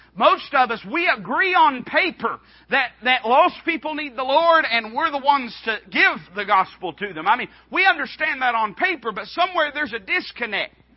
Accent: Appalachia, United States; I was raised as an Appalachian American

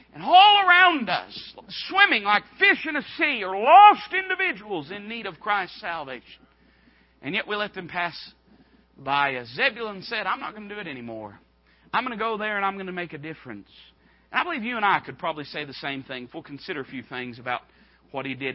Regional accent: Appalachia, United States; I was raised as an Appalachian American

